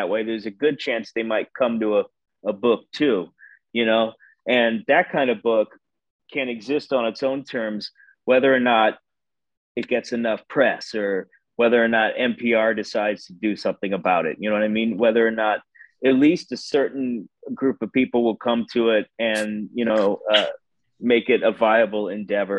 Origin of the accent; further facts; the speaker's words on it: Indianapolis, Indiana, United States; now in New York, United States; I grew up in Indianapolis, Indiana